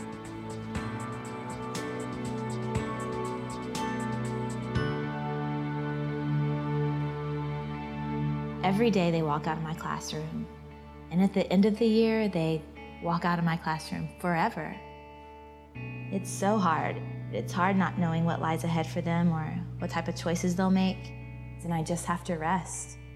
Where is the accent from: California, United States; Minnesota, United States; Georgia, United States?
Georgia, United States; born or raised there